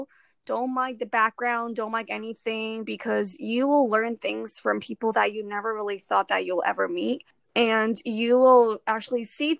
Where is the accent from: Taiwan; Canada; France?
Taiwan; English is a second language; now in United States; oh yeah, I came from Taiwan recently.